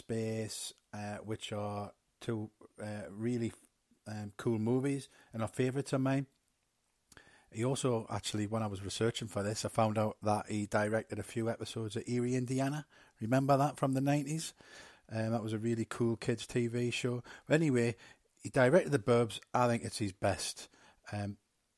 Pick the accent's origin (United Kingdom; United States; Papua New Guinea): United Kingdom; England; I was born in England.